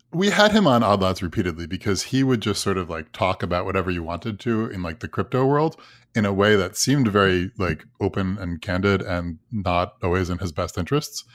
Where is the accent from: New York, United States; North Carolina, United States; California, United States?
New York, United States; Long Island; I grew up on Long Island